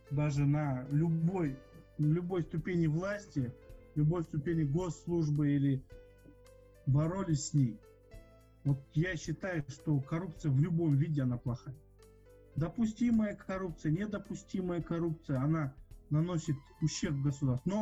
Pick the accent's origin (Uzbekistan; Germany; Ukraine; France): Germany; Да, я немец.